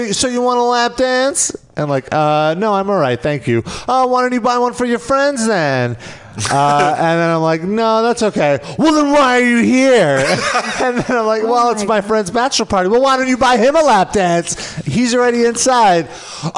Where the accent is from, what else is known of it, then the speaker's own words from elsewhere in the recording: New York, United States; I was born around that neighborhood